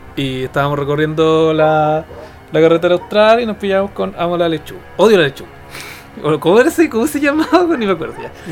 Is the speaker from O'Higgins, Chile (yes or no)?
no; Temuco, Araucanía, Chile; Nosotros somos del sur, somos temuquenses